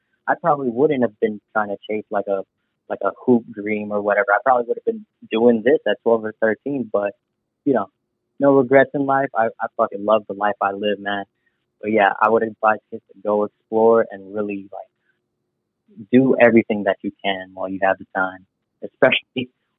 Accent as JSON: {"language": "English", "country": "Philippines", "said": "growing up as a Filipino kid, I'm very family driven"}